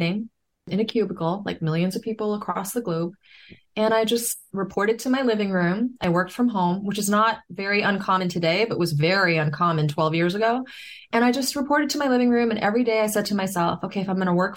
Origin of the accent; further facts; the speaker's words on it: New York City, New York, United States; I grew up in New York City